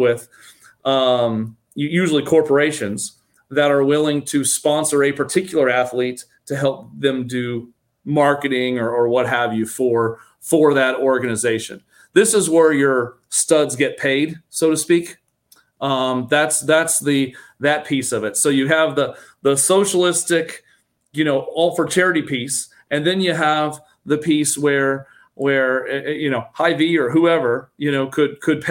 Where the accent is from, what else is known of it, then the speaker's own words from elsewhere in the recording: Kansas City, United States; also born or lived in Iowa; now in Florida, United States; I grew up in the Kansas City area